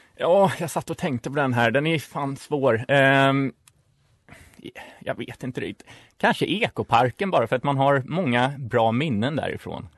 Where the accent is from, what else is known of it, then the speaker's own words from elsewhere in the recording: Stockholm, Stockholm County, Sweden; moved away as an adult; also born or lived in Uppsala; Jag kommer också från Stockholm, från innerstan, eh, både Vasastan och Kungsholmen.